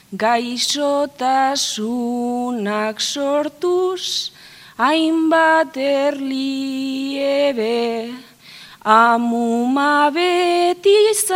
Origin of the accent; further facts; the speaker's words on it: Gernika, Basque Country, Spain; joan binaz gernika nire herrira